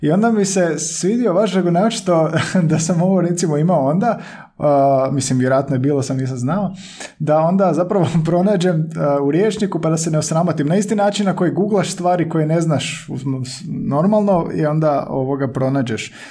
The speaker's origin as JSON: {"language": "Croatian", "region": "Slavonia", "country": "Croatia", "moved": "yes", "lives_now": "Zagreb, Croatia", "said": "ja sam iz, iz Slavonije doselio u Zagreb"}